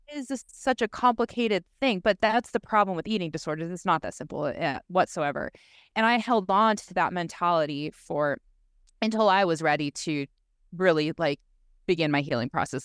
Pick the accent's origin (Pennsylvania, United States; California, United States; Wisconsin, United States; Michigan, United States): California, United States; Southern; moved away as an adult; also born or lived in Laguna; being born and raised in Southern California, growing up a surfer